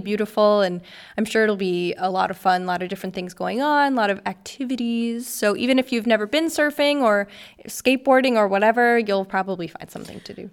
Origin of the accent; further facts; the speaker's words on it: United States; now in Kiel, Germany; I'm obviously American